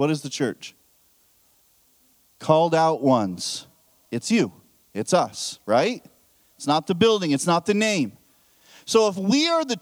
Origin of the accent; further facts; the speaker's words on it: United States; I'm American as well